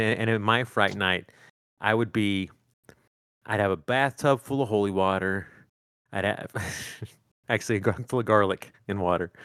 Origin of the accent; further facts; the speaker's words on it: Northeast Arkansas, United States; growing up in the Northeast Arkansas